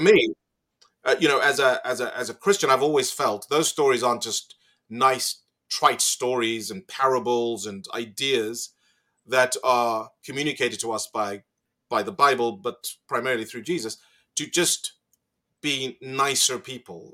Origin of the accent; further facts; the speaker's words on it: Zimbabwe; moved away as an adult; now in Australia; I grew up in Zimbabwe, had a wonderful education